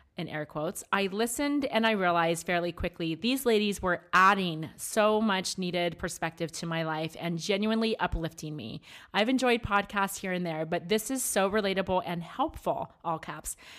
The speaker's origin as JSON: {"language": "English", "region": "Maryland", "country": "United States", "tie": "born or raised there", "moved": "yes", "lives_now": "Arizona, United States", "said": "I grew up in Maryland"}